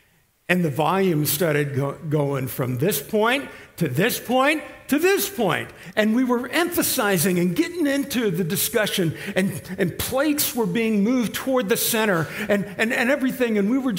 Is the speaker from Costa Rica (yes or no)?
no; Italy; We grew up in Italy, so we were used to this and that.